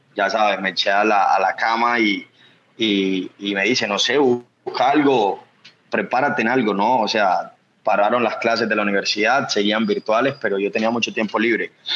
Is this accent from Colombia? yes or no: yes; Planeta Rica, Córdoba, Colombia; now in Medellín, Colombia; yo no nací en Medellín, yo nací en un pueblo que se llama Planeta Rica, Córdoba.